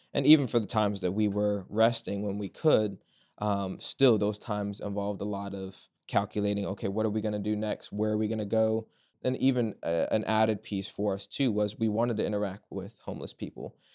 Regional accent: Culpeper, Virginia, United States; I'm from Culpeper, Virginia

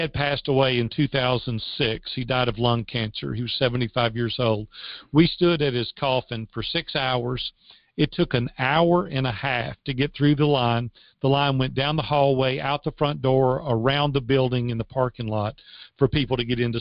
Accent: Madison, Tennessee, United States; also born or lived in Nashville, Tennessee; I grew up in Madison, Tennessee, which is just 8 miles

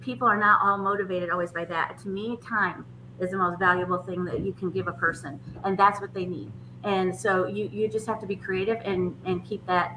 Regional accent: Michigan, United States; now in Nashville, United States; I'm originally from Michigan

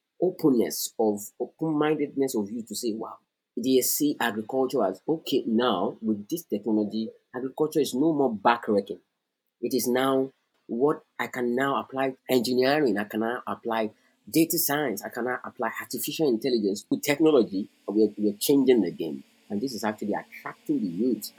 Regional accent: Nigeria; I am a Nigerian, living and working in Nigeria

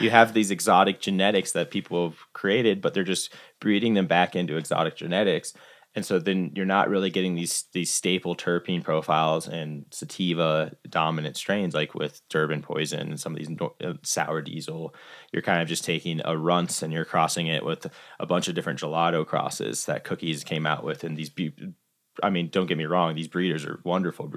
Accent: Iowa, United States; moved away as an adult; also born or lived in Summit County, Colorado; now in Colorado, United States; grew up in Iowa and my intention moving out to Colorado

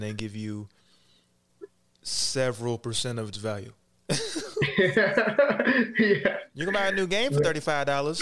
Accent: Kentucky, United States; also born or lived in Cincinnati, Ohio; So I was born in Cincinnati and then I was raised right across the river. So I was raised in Kentucky.

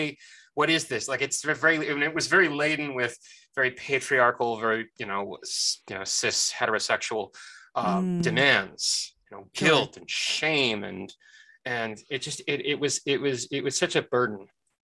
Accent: Lebanon; also born or lived in United States; I myself am Armenian. I am American-born, but I was raised in Lebanon, and I come from a very, very, very long line of Armenian Protestant clergy.

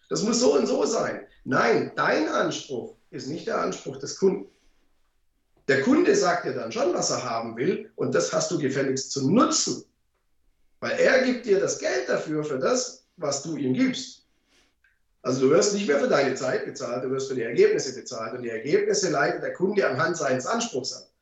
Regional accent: Baden-Württemberg, Germany; ich komme ja {S1} aus dem Schwabeländle und da spart man ja gern.

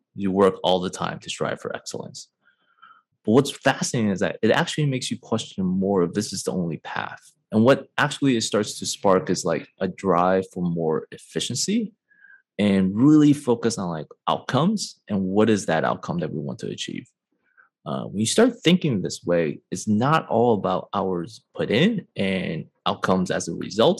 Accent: Chicago, Illinois, United States; moved away as an adult; also born or lived in Michigan; now in San Francisco, United States; I am born and raised in Chicago, now residing in San Francisco

